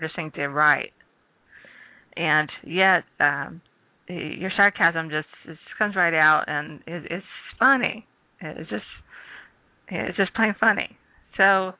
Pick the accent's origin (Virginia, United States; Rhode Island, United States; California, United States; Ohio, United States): Ohio, United States; now in Arizona, United States; I'm from Ohio